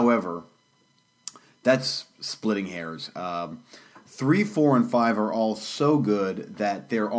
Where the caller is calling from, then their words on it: Florida, United States; And today I'm coming to you from sunny Florida.